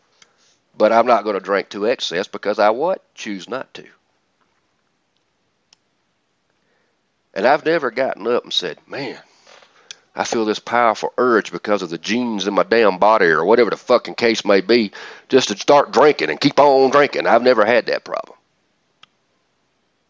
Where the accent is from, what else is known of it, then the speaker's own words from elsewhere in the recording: Atlanta, Georgia, United States; I'm from Atlanta